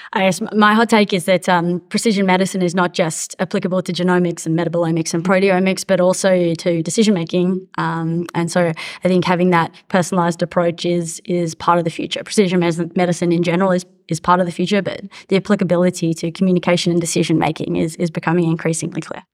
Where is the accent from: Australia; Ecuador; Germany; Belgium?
Australia; accent: Australian; now in United States; as you can hear from my accent, I'm Australian, but I, I work in, in the US.